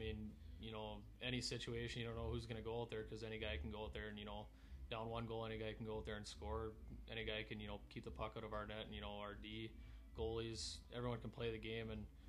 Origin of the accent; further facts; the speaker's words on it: Portage la Prairie, Manitoba, Canada; moved away as an adult; now in Minot, United States; from Portage Prairie, Manitoba.